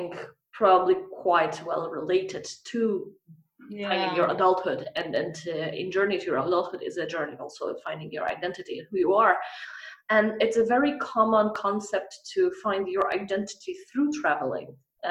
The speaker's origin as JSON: {"language": "English", "country": "Poland", "also_born_or_lived": "Scandinavia", "moved": "as an adult", "said": "we're both from Poland"}